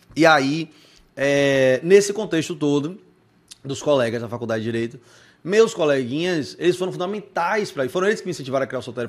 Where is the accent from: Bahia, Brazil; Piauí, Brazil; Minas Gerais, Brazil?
Bahia, Brazil; Salvador; A gente é de Salvador.